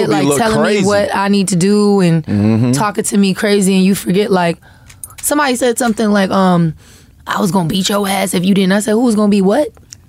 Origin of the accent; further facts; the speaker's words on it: Florida, United States; because I'm from Florida. Like we can't nobody talk junk like somebody from Florida.